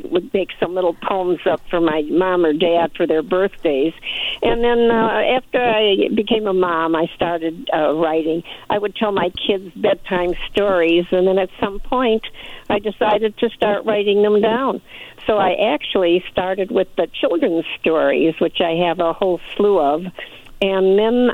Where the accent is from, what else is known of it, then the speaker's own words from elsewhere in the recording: Chicago, Illinois, United States; moved away as an adult; also born or lived in the desert (Coachella Valley area); I'm originally 100 years ago from Chicago